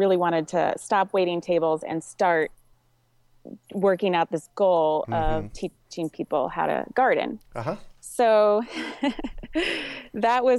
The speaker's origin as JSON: {"language": "English", "town": "Anchorage", "region": "Alaska", "country": "United States", "tie": "born or raised there", "said": "I grew up in Anchorage, and my parents had a big garden"}